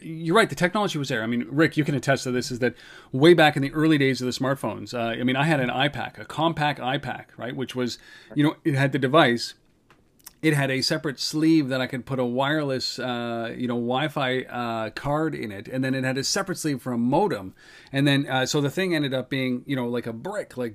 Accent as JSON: {"language": "English", "country": "Canada", "said": "I know we're Canadian"}